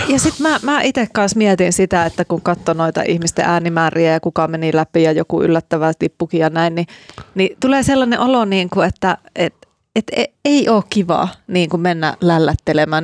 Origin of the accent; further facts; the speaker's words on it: Laukaa, Central Finland, Finland; mä oon kotoisin sieltä Laukaasta